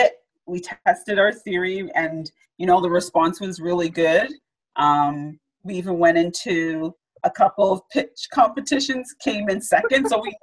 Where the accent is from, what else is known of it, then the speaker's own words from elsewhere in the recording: Toronto, Ontario, Canada; I grew up in Regent Park.